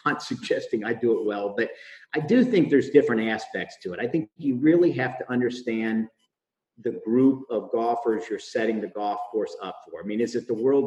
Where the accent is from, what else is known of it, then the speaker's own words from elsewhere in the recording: Chambersburg, Pennsylvania, United States; I grew up in Pennsylvania, in Chambersburg, Pennsylvania, to be specific